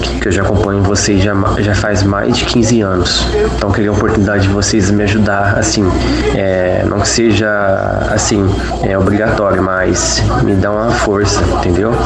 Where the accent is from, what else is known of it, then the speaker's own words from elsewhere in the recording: Ribeirão Preto, São Paulo, Brazil; sou de Ribeirão Preto, tenho 30 anos de idade